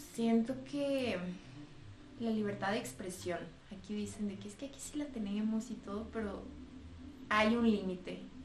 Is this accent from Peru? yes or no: no; Mexico; mis amigos de toda la vida de aquí de México